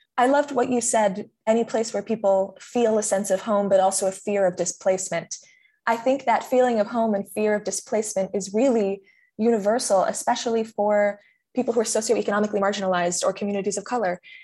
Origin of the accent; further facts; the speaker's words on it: California, United States; I'm from California